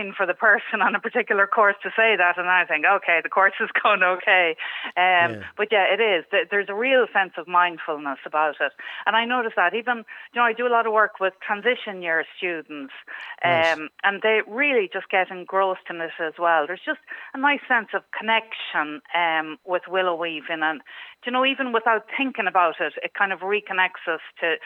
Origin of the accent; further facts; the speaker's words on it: Manorhamilton, Leitrim, Ireland; now in Leitrim Village, Ireland; I'm originally actually from Manorhamilton